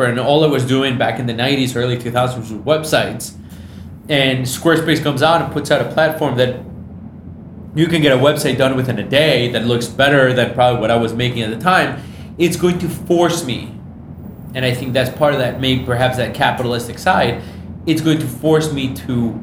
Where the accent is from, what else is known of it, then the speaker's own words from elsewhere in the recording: Michigan, United States; I grew up in Michigan.